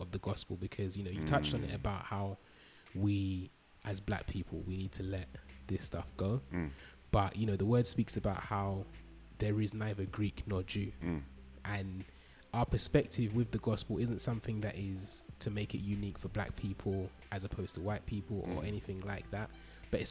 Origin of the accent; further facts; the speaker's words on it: London, United Kingdom; I grew up in East London